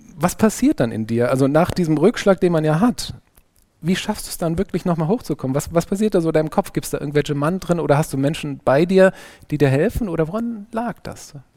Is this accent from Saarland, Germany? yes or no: yes; Saarland, Germany; als Pfälzerin und Saarländer hat man natürlich die eine oder andere sprachliche Herausforderung zu meistern